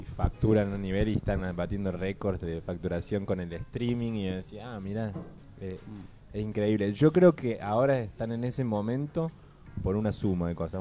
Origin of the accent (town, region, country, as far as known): Córdoba, Argentina